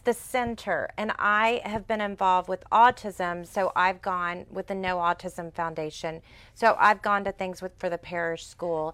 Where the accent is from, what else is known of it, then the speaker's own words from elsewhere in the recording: Sugar Land, Texas, United States; I'm a Houston girl, but I grew up in Fort Bend County